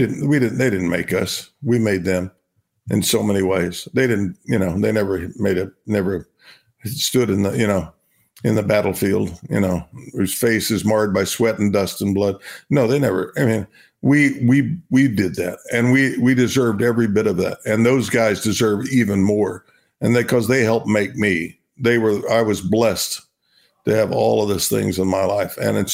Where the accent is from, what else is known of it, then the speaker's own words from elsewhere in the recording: Binger, Oklahoma, United States; I'm a kid from Binger, Oklahoma. I'll never, you know, I'll be that, you know, for the rest of my life.